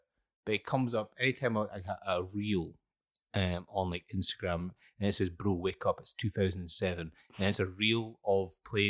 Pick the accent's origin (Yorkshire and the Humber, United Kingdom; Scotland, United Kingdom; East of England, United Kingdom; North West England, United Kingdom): Scotland, United Kingdom; Banchory; also born or lived in Aberdeen; growing up in Bankery, because I lived in town beforehand, and then moved to Bankery